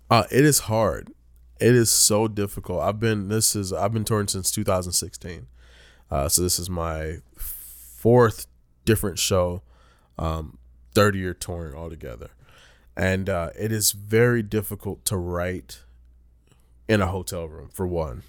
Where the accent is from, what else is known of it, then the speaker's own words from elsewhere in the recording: Rocky Mount, North Carolina, United States; moved away; I'm from Rocky Mountain, North Carolina